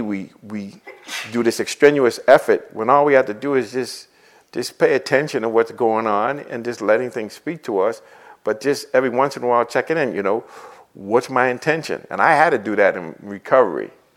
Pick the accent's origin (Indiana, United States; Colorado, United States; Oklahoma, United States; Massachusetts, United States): Massachusetts, United States; Boston; growing up in Boston, living in Boston